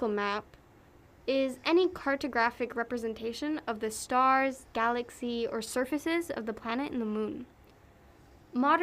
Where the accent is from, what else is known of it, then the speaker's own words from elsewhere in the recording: United States; I'm from America